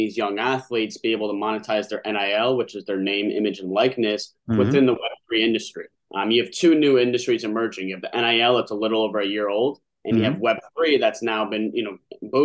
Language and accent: English; Denver, Colorado, United States; now in Chicago, United States; I'm originally from Denver, Colorado.